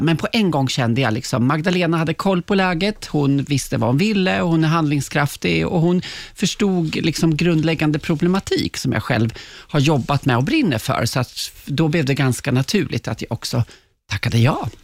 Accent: Kolsva, Västmanland, Sweden; moved away; jag är från Kolsva, liksom Gislarbo i Västmanland

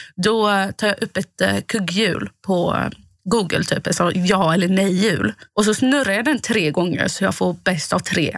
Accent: Båstad, Skåne, Sweden; now in Gothenburg, Sweden; från Båstad där jag kommer ifrån

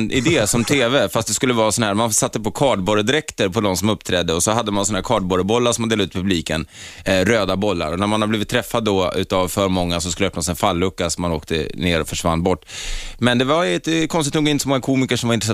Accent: Stockholm, Stockholm County, Sweden; born there; Från Ringvägen. Ja, Södersjukhuset.

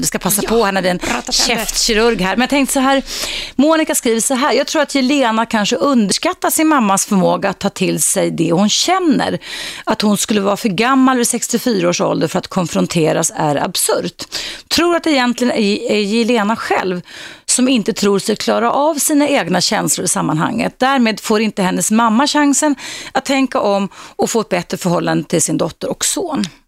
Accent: Stockholm, Stockholm County, Sweden; jag växte upp i innerstaden här ja. i Stockholm

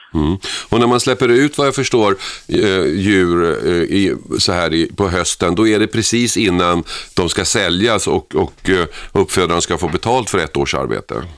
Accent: Stockholm, Stockholm County, Sweden; för mig då som stockholmare

